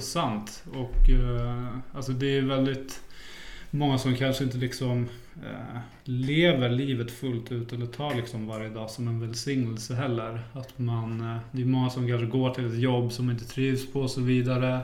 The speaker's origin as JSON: {"language": "Swedish", "town": "Flen", "region": "Södermanland", "country": "Sweden", "tie": "born or raised there", "also_born_or_lived": "Hallunda, Stockholm", "moved": "yes", "said": "jag är uppväxt i Flen"}